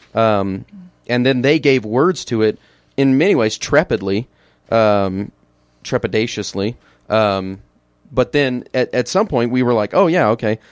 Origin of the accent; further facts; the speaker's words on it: Illinois, United States; moved away as an adult; I'm from Illinois. Uh, grew up in the heartland